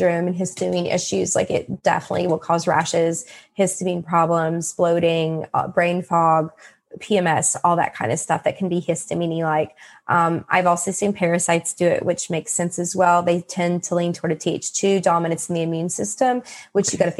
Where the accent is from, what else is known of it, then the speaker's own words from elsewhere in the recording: West Virginia, United States; I'm from West Virginia